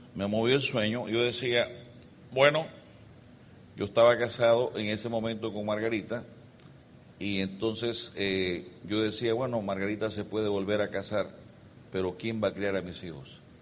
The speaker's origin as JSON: {"language": "Spanish", "country": "El Salvador", "tie": "born or raised there", "also_born_or_lived": "Geneva", "moved": "as an adult", "said": "somos salvadoreños, venimos de un país muy pequeño, un poquito más grande que ustedes, tenemos 6 millones de personas y tenemos 20 mil kilómetros cuadrados. Y ahí nacimos. Ahí nací yo"}